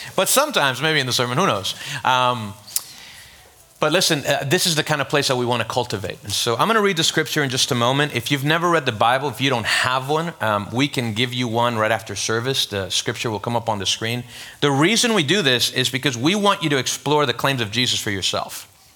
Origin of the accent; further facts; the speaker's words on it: Venezuela; now in Miami, United States; I'm from Venezuela.